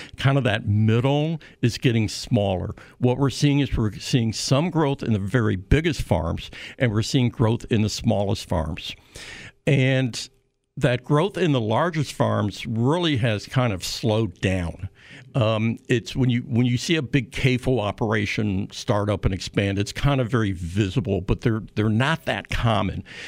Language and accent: English; Illinois, United States; I'm from Illinois